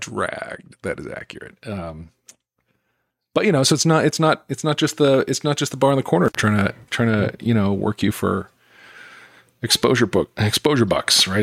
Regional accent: Utah, United States; I grew up in Utah

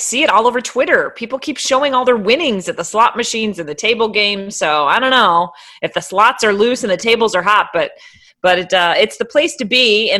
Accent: New Jersey, United States; moved away; also born or lived in Rochester, New York; Yeah, originally from New Jersey, though. My whole extended family's in Point Pleasant, New Jersey

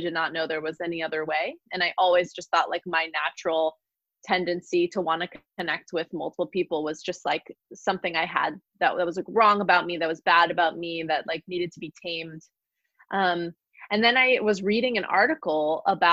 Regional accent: California, United States; also born or lived in Virginia; I'm from California. So I wanted to be back here

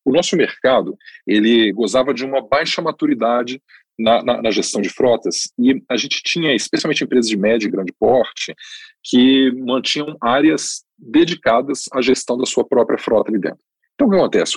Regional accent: Brazil; como brasileiros, como, né, moradores aqui

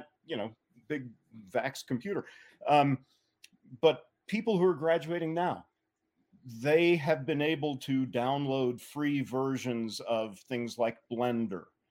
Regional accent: Atlanta, Georgia, United States; moved away; I grew up in Atlanta, Georgia.

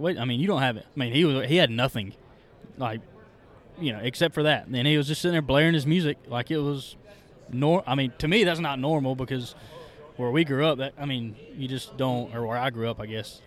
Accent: South Carolina, United States; moved away; I grew up in South Carolina, about halfway from Greenville, South Carolina, to Asheville, North Carolina

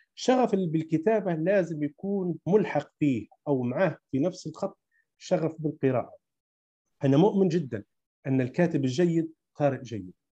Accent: Libya; كاتب ليبي

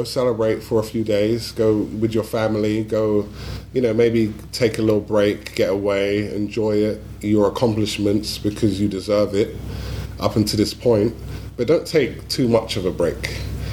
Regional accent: London, United Kingdom; moved away; my hometown

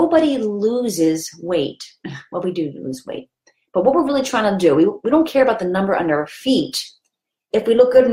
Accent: Philadelphia, Pennsylvania, United States; I grew up in Philadelphia

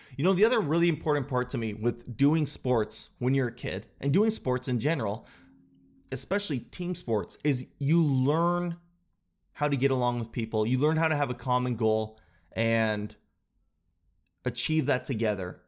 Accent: Canada; I'm Canadian

